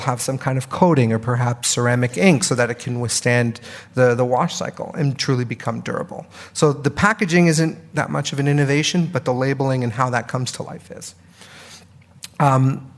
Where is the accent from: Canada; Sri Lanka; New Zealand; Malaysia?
Canada; moved away as an adult; now in United States; I'm Canadian, but I've lived in the US for 5 years now